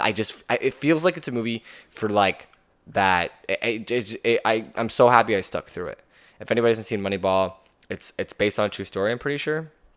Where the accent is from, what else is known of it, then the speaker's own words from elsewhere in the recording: Canada; as a Canadian